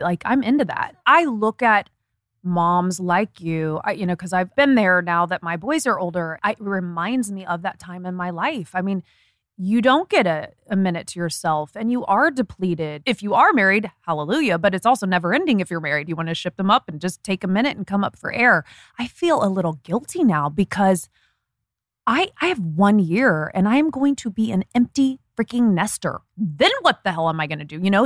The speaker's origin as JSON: {"language": "English", "region": "Indiana", "country": "United States", "moved": "yes", "said": "I'm from Indiana"}